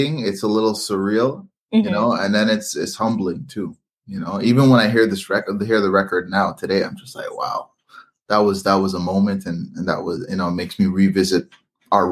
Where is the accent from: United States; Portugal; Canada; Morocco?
Canada; I was born in Canada.